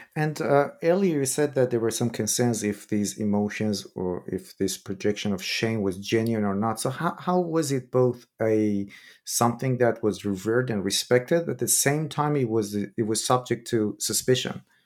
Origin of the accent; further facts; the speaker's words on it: Iran; moved away; I'm originally from Iran